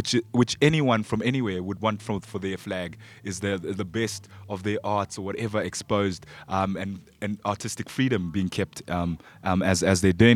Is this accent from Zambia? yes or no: yes; Zambia; I'm African. You know, I'm from Zambia